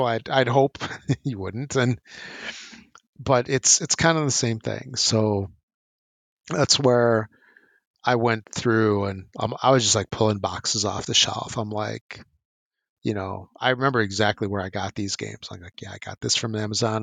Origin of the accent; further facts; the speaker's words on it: United States; growing up in the States with mass market, you know, Toys R Us games